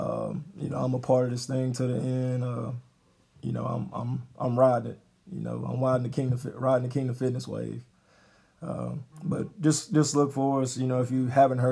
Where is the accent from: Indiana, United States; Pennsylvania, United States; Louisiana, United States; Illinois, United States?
Louisiana, United States; Baton Rouge; moved away as an adult; now in Gonzales, United States; I'm from the Baton Rouge area. I'm married and married and moved to Gonzales